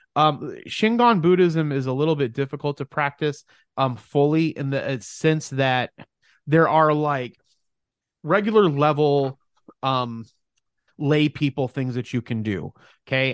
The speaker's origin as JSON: {"language": "English", "town": "Mesa", "region": "Arizona", "country": "United States", "said": "I'm from Mesa, Phoenix, Arizona, although our businesses are in Mesa, Arizona."}